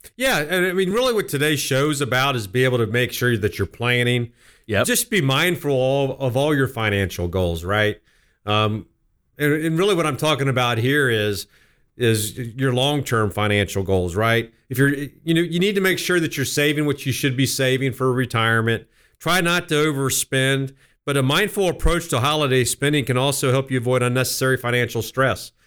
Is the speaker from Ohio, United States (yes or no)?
yes; West Jefferson, Ohio, United States; now in Columbus, United States; I grew up in West Jefferson